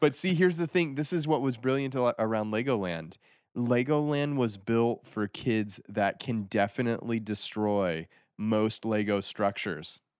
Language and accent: English; Aspen, Colorado, United States; moved away as an adult; also born or lived in Japan; growing up near Aspen